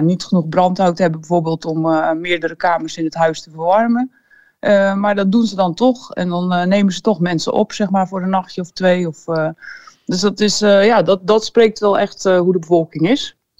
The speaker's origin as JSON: {"language": "Dutch", "country": "Netherlands", "moved": "as an adult", "lives_now": "Moldova", "said": "als Nederlanders"}